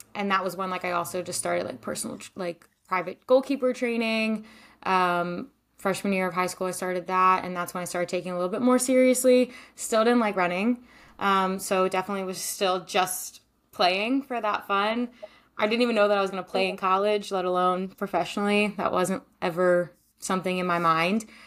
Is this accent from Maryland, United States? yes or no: yes; Maryland, United States; moved away as an adult; also born or lived in Denmark / Iceland / Israel; now in California, United States; I'm originally from Maryland, but I live in California now